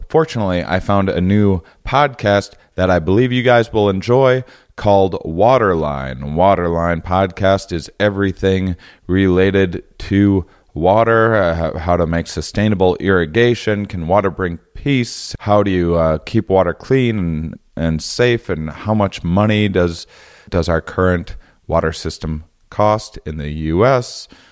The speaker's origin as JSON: {"language": "English", "country": "United States", "said": "as an American"}